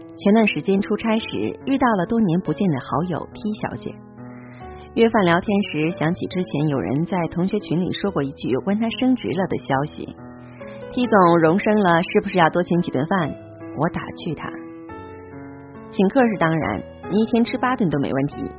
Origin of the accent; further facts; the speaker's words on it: Northeast China, China; accent: Northeastern (Dongbei) dialect; 我们东北话